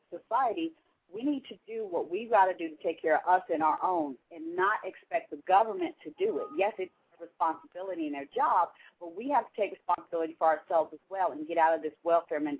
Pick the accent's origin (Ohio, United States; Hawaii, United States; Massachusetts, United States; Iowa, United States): Ohio, United States; Dayton; now in Atlanta, United States; I'm from Atlanta. Well, um, I live in Atlanta, Georgia. I'm from Dayton, Ohio.